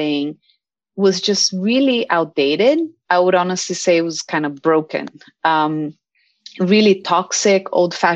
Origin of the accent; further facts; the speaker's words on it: Brazil; now in United States; I'm from Brazil